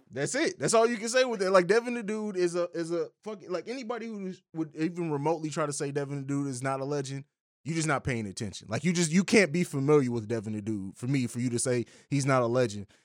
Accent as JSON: {"language": "English", "region": "Midwest", "country": "United States", "said": "We're all from the Midwest"}